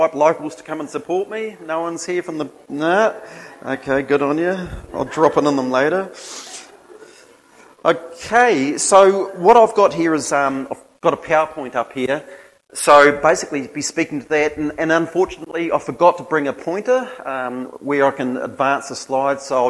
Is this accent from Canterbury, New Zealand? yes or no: no; Gisborne, New Zealand; also born or lived in Hastings, New Zealand; then went to Te Whitau School, Gisborne Intermediate and Lytton High School